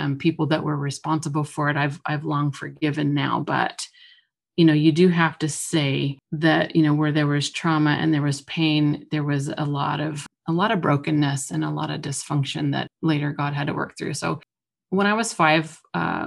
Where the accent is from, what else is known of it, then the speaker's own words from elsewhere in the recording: Oregon, United States; I grew up in Oregon, moved around quite a lot. We spent most of our time between the coast and the Willamette Valley